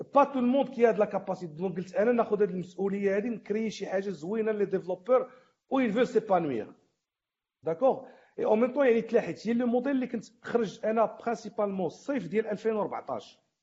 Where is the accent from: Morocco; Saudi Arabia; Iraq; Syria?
Morocco; حنا مغاربه